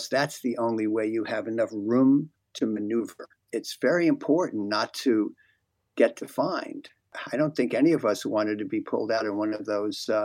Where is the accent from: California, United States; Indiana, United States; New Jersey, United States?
New Jersey, United States; New Brunswick; I grew up in New Brunswick, New Jersey at that time